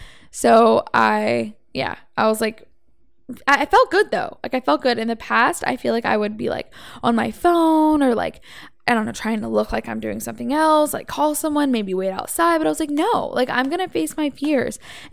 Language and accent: English; Savannah, Georgia, United States; also born or lived in Atlanta; now in Los Angeles, United States; I come from Savannah and Atlanta, Georgia is where I lived 4 years before LA.